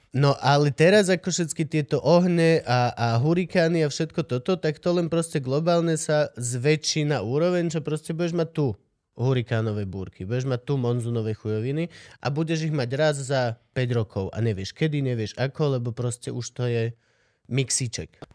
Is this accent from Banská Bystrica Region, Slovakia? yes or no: yes; Banská Štiavnica, Banská Bystrica Region, Slovakia; Ja som zo Šťavnice